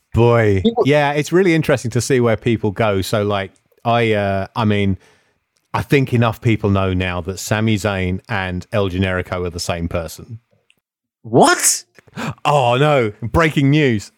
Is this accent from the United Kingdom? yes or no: yes; England, United Kingdom; accent: English; they heard my English accent